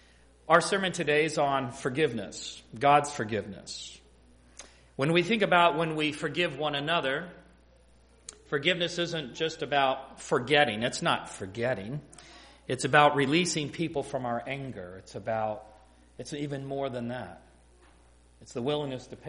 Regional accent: Ohio, United States; moved away as an adult; also born or lived in Michigan; Growing up in Ohio, I'm just coming back home after about an absence of about 30 years

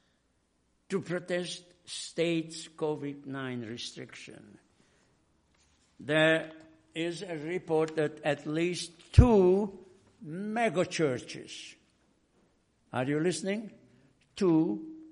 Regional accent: Hungary; moved away; I came from Hungary, where we were under Russian occupation after World War II

